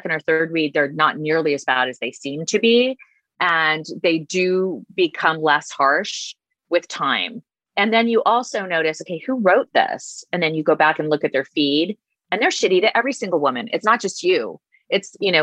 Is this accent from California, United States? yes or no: yes; Huntington Beach and San Diego, California, United States; I grew up in Huntington Beach and San Diego